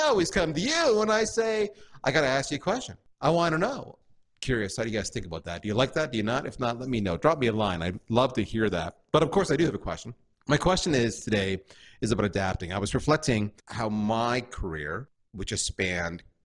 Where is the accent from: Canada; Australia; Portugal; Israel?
Canada; moved away as an adult; also born or lived in United States; I'm Canadian and the States is just down south, we are different